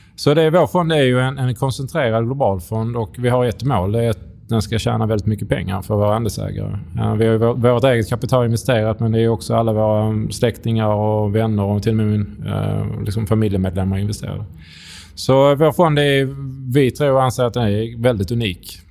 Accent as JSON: {"language": "Swedish", "region": "Skåne", "country": "Sweden", "accent": "Scanian", "said": "kom från Skåne"}